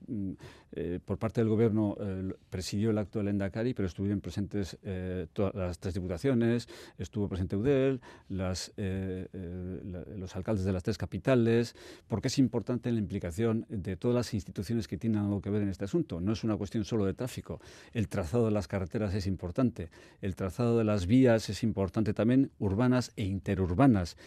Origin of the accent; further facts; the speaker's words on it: Bermeo, Basque Country, Spain; yo soy de Bermeo